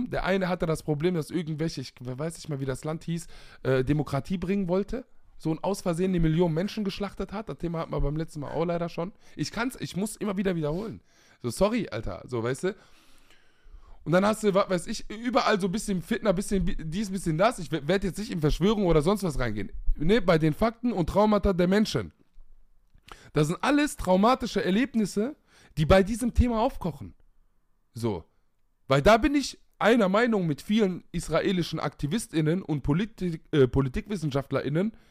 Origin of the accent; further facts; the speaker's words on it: Palestine; Vor allem in meiner Perspektive als Palästinenser.